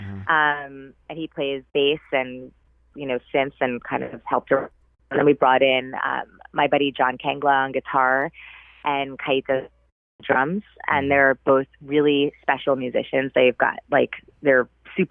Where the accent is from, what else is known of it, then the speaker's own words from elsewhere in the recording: New York City, New York, United States; I'm from New York City